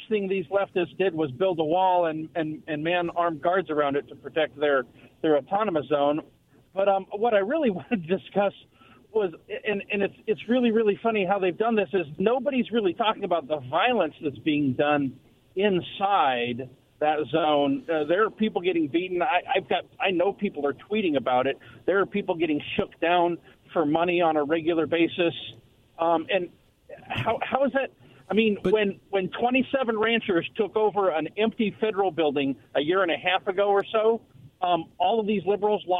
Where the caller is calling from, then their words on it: West Richland, Washington, United States; It's … from West Richland.